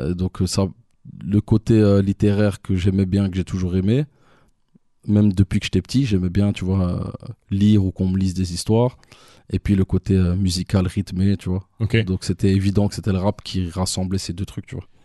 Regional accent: Brussels, Brussels-Capital Region, Belgium; also born or lived in Canada; je suis de Watermal Boisfort, mais je suis principalement du Driz. C'est un quartier de Watermal Boisfort

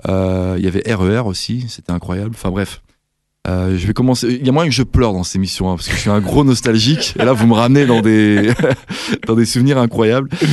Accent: Val-d'Oise, Île-de-France, France; now in Brussels, Belgium; je venais du Val d'Oise, du 95

